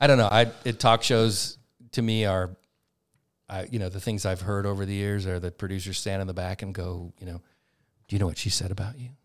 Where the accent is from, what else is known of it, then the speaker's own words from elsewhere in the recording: Montana, United States; I'm from Montana